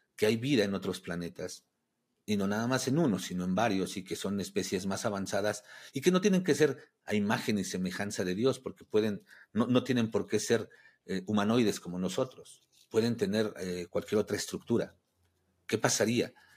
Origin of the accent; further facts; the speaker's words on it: Mexico; soy de México